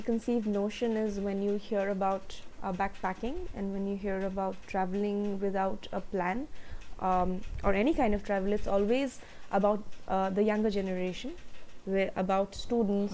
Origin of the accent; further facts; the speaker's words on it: India; I'm from India